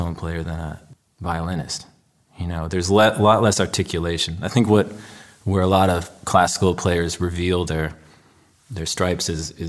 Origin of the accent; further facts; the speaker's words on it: Chicago, Illinois, United States; I grew up on the North Shore of Chicago